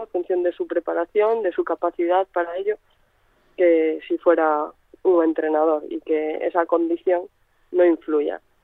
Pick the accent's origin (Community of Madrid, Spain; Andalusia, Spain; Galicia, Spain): Galicia, Spain; Santiago de Compostela; crecí en Santiago